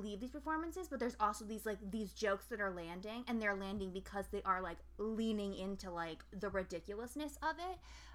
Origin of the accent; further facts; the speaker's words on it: Albany, United States; I'm from Albany